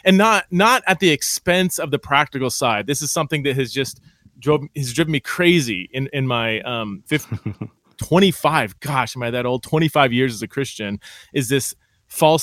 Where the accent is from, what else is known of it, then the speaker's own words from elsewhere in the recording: California, United States; now in Idaho, United States; I'm from California